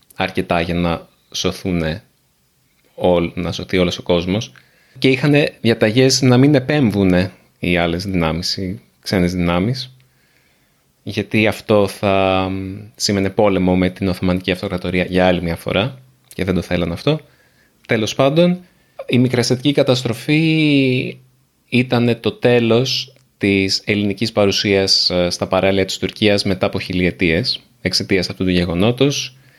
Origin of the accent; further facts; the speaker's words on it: Nea Smyrni, Attica, Greece; και η γιαγιά και η μαμά και εγώ μεγαλώσαμε στη Νέα Σμύρνη